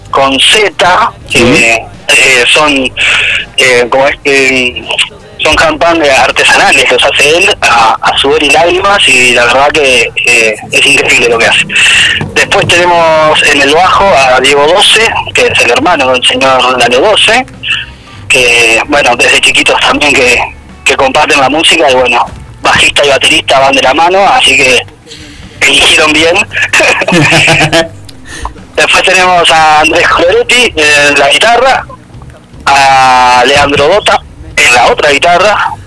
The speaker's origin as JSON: {"language": "Spanish", "town": "Ciudad de la Costa", "region": "Canelones", "country": "Uruguay", "said": "acá somos todos de Ciudad de la Costa, Solimar"}